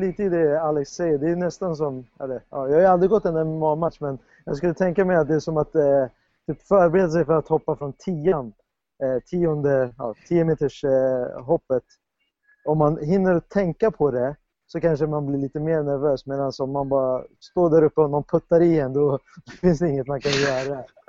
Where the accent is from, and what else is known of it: Sweden